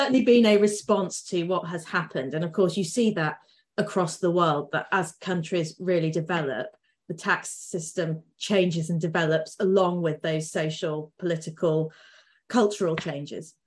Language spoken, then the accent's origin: English; Lincolnshire, East Midlands, United Kingdom; I'm from Lincolnshire